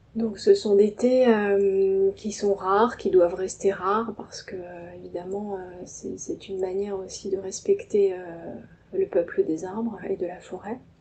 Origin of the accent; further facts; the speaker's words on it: Paris suburbs, Île-de-France, France; je suis née à Paris, je vis en banlieue parisienne